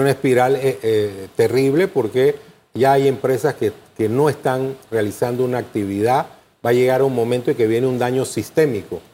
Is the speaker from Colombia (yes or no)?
no; Panama; todos somos panameños.